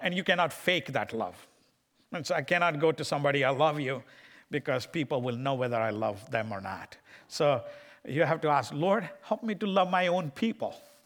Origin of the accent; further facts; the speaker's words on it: India; moved away; I'm from India and I love my people of India